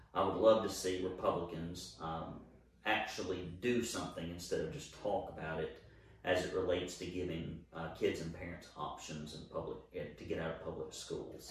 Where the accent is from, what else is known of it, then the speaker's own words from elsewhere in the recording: Alabama, United States; moved away as an adult; now in Chattanooga, United States; I grew up in Alabama.